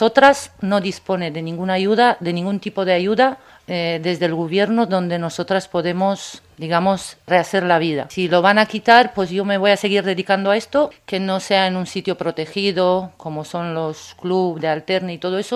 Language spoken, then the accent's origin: Spanish; Romania; now in Spain; Yo soy de Rumanía, me he venido hace muchos años aquí